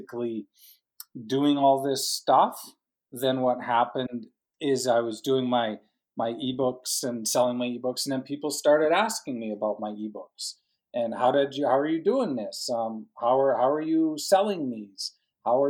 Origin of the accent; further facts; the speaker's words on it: Calgary, Alberta, Canada; also born or lived in Edmonton, Canada; I'm from Canada, Calgary, Banff area in the Canadian Rockies, that kind of area right above Montana, basically.